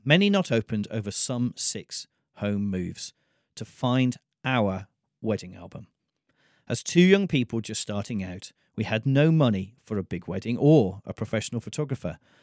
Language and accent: English; United Kingdom; I come from Britain